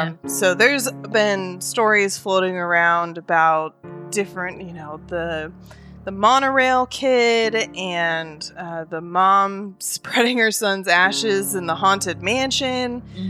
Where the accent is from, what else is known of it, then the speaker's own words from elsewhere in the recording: Oregon, United States; now in Alabama, United States; And growing up in Oregon, Disneyland was just a hop and a skip over, but mm-hmm. I've never been to Disney World. But now that I live in Alabama